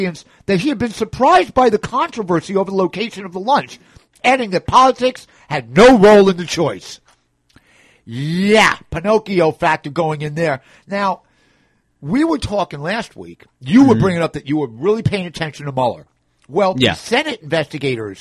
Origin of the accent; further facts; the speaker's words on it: New York City, New York, United States; somebody who was born and raised on the Upper West Side